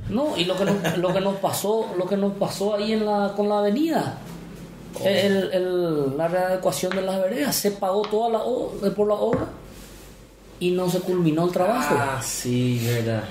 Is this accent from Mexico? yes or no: no; Salto del Guairá, Canindeyú, Paraguay; also born or lived in Hernandarias; Yo soy nacido en Salto del Guairá